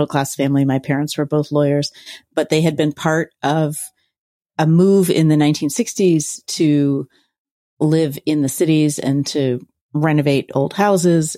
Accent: Philadelphia, Pennsylvania, United States; I grew up in Center City, Philadelphia

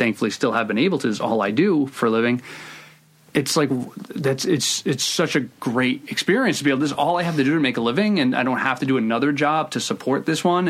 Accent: Providence, Rhode Island, United States; I grew up in Providence. I still live in Providence.

